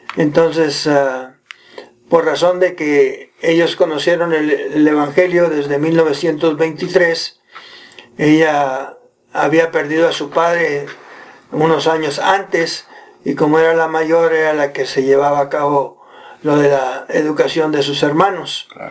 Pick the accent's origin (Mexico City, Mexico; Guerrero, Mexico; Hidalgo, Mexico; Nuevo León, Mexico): Nuevo León, Mexico; Monterrey; moved away as an adult; also born or lived in Philippines; now in Provo, United States; yo nací en Monterrey